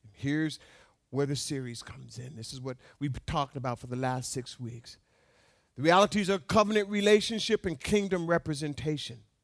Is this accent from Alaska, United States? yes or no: yes; Alaska, United States; having been born and raised in Alaska